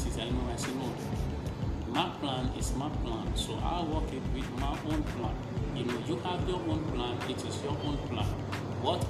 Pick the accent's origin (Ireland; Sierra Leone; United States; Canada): Sierra Leone; now in Gambia; I'm a Sierra Leonean. I'm from Sierra Leone